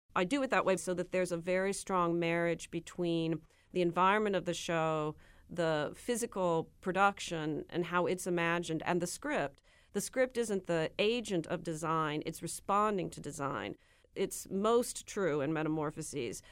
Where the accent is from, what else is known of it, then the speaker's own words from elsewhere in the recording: Nebraska, United States; I'm from Nebraska